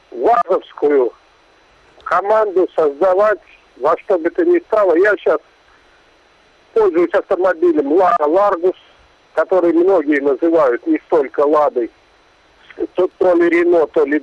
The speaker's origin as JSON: {"language": "Russian", "town": "Matrosovo", "region": "Kaliningrad Oblast", "country": "Russia", "said": "Матросово Полесского района."}